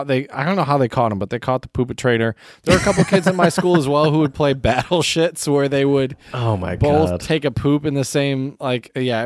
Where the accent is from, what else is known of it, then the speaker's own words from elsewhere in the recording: United States; But we Americans